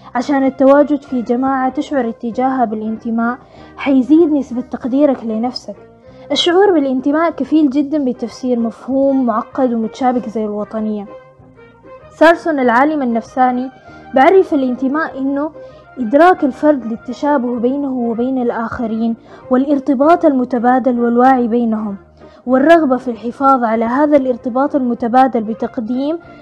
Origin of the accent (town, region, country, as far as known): Sudan